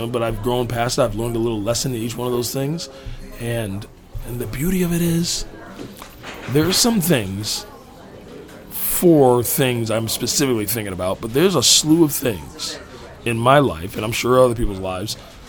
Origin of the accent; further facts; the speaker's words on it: New York, United States; And then you know, I came out to California from New York.